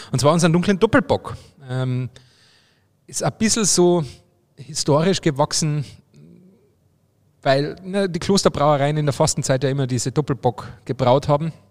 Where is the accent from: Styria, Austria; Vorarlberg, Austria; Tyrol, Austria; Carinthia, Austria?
Carinthia, Austria; Obervellach; mein, mein Heimatort Obervellach im Mölltal ist ja eine Partnergemeinde